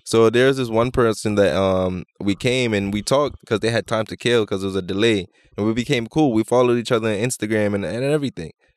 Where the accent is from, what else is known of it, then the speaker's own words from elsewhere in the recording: Jamaica; I'm Jamaican and being in Toronto